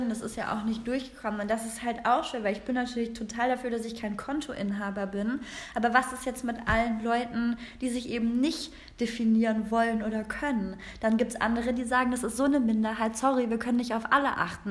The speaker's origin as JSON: {"language": "German", "region": "Rhineland", "country": "Germany", "tie": "born or raised there", "moved": "yes", "lives_now": "Berlin, Germany", "said": "ich bin aus dem Rheinland, ja, und ich bin mit diesen ganzen Jungs groß geworden"}